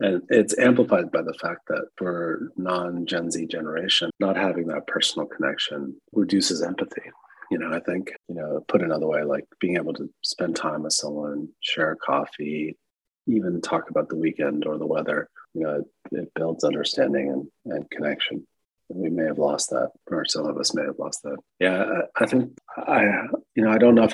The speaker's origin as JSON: {"language": "English", "country": "United States", "said": "I'm American"}